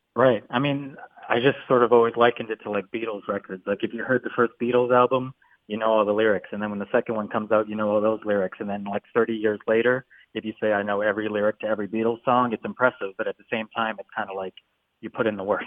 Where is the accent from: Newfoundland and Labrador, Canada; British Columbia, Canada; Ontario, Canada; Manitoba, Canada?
British Columbia, Canada; Vancouver; I'm from Vancouver